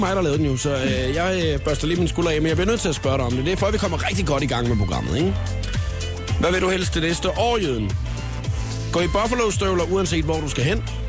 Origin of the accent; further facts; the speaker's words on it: Funen, near Nyborg, Southern Denmark, Denmark; jeg er jo fra Fyn, og, øh, hvad hedder det, elleve kilometer uden for Nyborg, er jeg opvokset